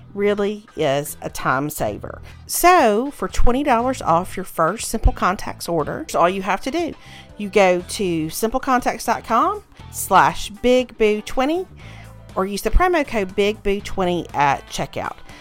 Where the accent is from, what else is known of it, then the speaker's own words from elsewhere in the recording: Mississippi, United States; I grew up in Mississippi